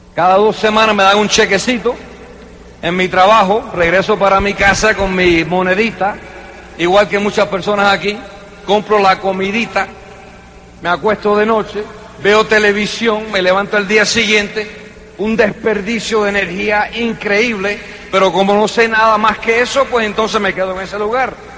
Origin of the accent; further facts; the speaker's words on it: New York, United States; Se fue para Nueva York, donde yo nací, en el 47